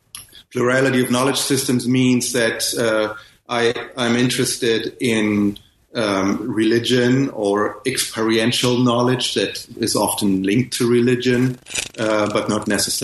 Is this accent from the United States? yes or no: no; Ghana; born there; because I was born in Ghana, where my father worked as a missionary in the 60s, hence my weird first name, which is a Ghanaian name